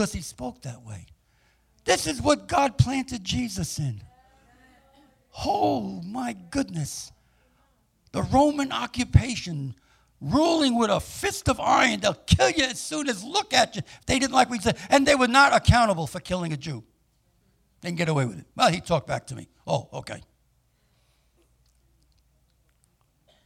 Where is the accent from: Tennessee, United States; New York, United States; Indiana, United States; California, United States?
New York, United States; New York City; moved away as an adult; also born or lived in Tulsa, Oklahoma; now in New Jersey, United States; I'm a New Yorker, grew up in Manhattan and Queens